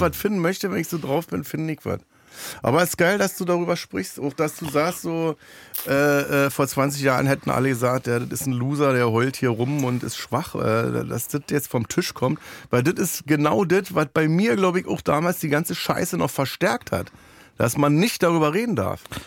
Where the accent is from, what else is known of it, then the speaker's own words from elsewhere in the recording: Germany; ich bin ja Deutscher